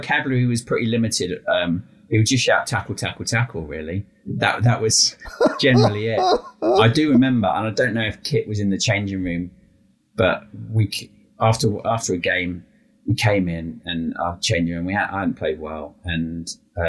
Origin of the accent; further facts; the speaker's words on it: Brentford, London, United Kingdom; when I was a kid, even though we were living in Brentford